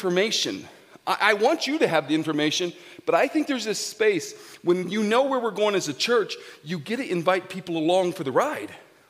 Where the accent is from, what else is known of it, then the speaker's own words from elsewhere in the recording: Grand Junction, Colorado, United States; I'm a GJ boy. I grew up in Grand Junction